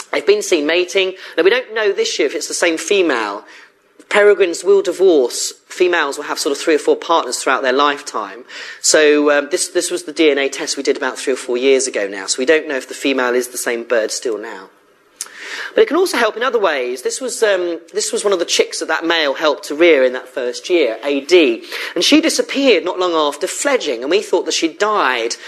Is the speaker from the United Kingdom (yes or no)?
yes; Surrey, South East England, United Kingdom; moved away as an adult; now in Bristol, United Kingdom; I came to Bristol originally in 1998 as a student, and I came from Surrey